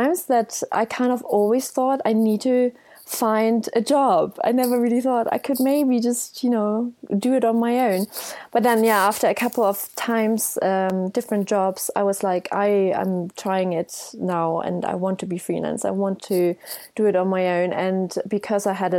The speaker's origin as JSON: {"language": "English", "country": "Germany", "moved": "yes", "lives_now": "United Kingdom", "said": "It's normally …, a German version, and I'm from Germany."}